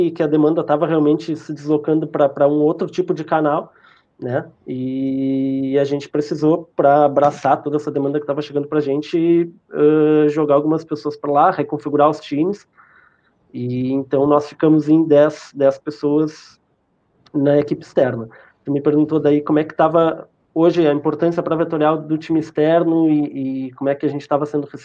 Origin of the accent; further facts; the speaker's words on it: Rio Grande do Sul, Brazil; vocês são de Santos, eu sou do sul do Rio Grande do Sul, né, cara?